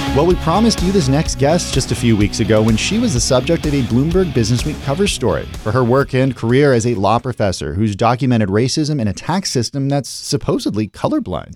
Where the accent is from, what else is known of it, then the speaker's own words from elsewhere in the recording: California, United States; I'm a Californian.